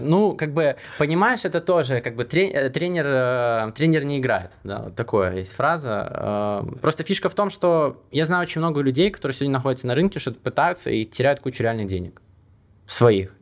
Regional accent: Belarus; now in Monaco; я сам белорус

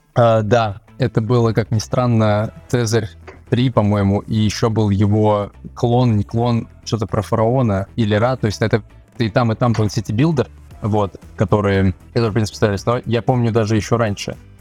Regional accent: Moscow, Russia; moved away as an adult; now in Georgia; Я, в принципе, родился в Москве и вырос

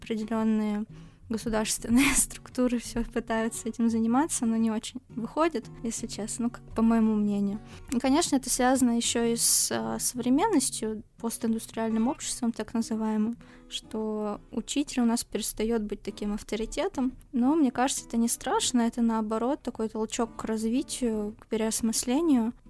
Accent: Novosibirsk, Novosibirsk Oblast, Russia; мы с Кириллом из Новосибирска

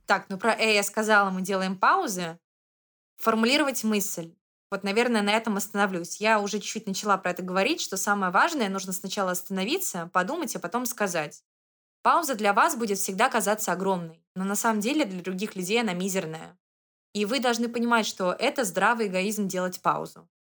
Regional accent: Saint Petersburg, Russia; now in Moscow, Russia; я выросла в Санкт-Петербурге, это мой родной город, и я потом переехала в Москву

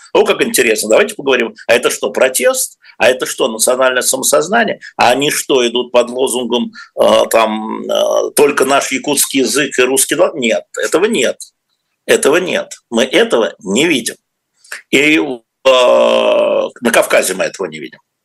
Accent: Moscow, Russia; мы москвичи, ну я москвич

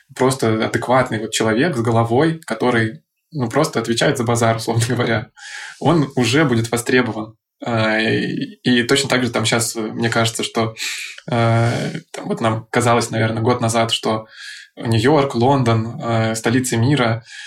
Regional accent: Saint Petersburg, Russia; moved away as an adult; also born or lived in Moscow; я сам родом из Питера, и мне, пока я не начал 7 лет назад работать в Москве, на московском рынке

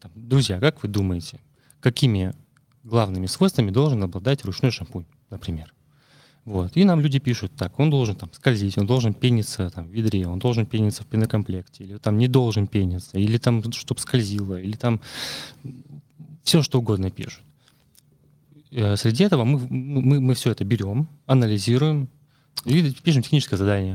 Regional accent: Murmansk, Murmansk Oblast, Russia; moved away; я из Мурманска

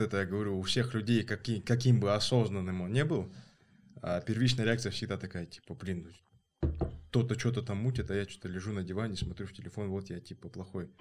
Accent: Kazakhstan

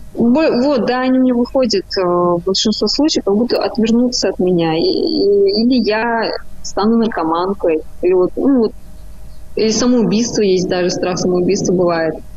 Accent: Kazan, Tatarstan, Russia; я из Казани

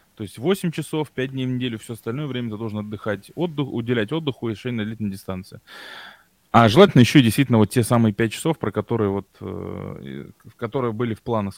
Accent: Tomsk, Tomsk Oblast, Russia; now in Moscow, Russia; я же сам из Томска

